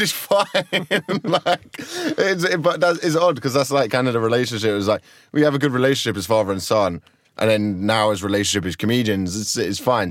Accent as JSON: {"language": "English", "town": "Croydon", "region": "London", "country": "United Kingdom", "tie": "born or raised there", "said": "I just grew up in Croydon"}